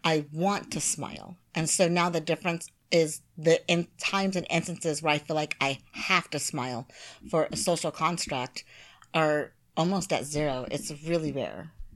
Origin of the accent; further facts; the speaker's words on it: United States; moved away as an adult; now in Japan; as an American